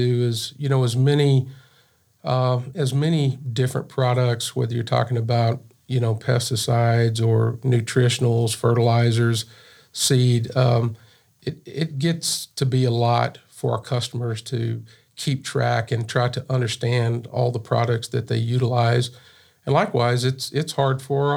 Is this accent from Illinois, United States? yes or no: no; Pauls Valley, Oklahoma, United States; I grew up in South Central Oklahoma. Little town called Paul's Valley